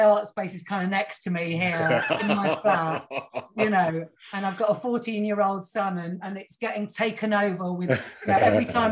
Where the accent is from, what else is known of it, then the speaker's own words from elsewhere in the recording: Cornwall, South West England, United Kingdom; I grew up down in Cornwall